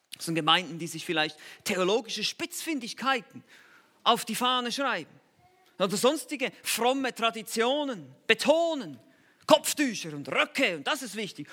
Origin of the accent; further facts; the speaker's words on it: Switzerland; Ich bin halt Schweizer.